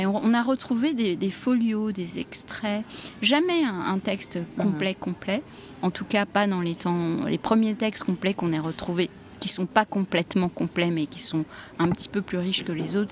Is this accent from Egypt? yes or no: yes; Egypt; chez nous en Égypte